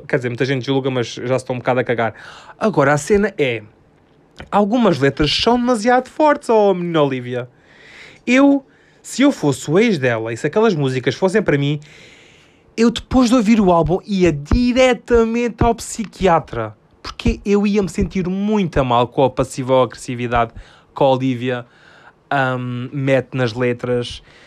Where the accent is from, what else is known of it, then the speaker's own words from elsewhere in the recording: Alentejo, Portugal; Eu sou do Alentejo.